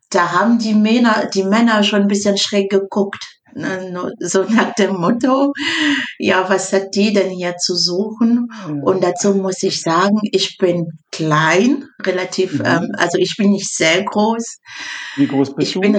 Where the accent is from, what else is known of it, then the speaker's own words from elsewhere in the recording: Cameroon; äh, ich komme aus Kamerun. Kommt ich komme aus Kamerun an da.